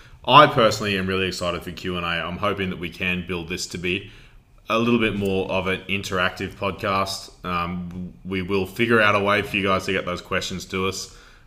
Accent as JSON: {"language": "English", "region": "Queensland", "country": "Australia", "said": "we are from a small town in Queensland, Australia."}